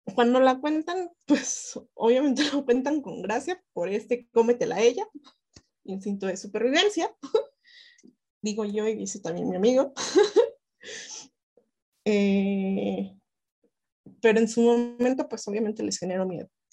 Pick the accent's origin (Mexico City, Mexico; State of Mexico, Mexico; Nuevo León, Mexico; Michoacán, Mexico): State of Mexico, Mexico; Toluca; yo vengo, yo vengo de Toluca